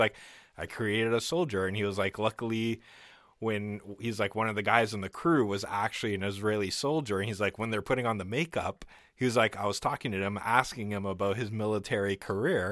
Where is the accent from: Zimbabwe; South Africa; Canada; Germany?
Canada; I'm Canadian